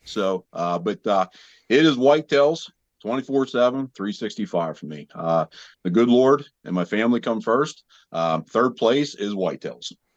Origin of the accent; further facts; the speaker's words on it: Southwest Pennsylvania, United States; I'm from Southwest Pennsylvania